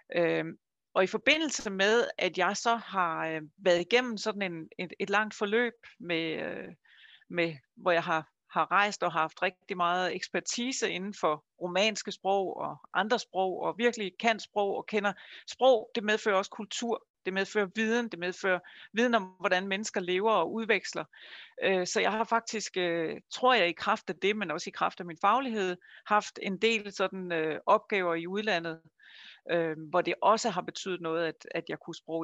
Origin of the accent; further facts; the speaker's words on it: Funen, Southern Denmark, Denmark; Jeg kommer fra Fyn, som I måske kan høre